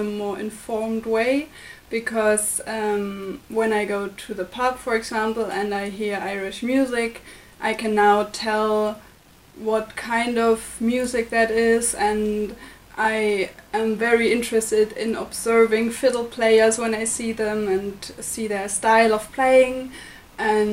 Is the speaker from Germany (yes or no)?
yes; Germany; moved away as an adult; now in Limerick, Ireland; from Germany. I'm an Erasmus student studying journalism here at the University of Limerick.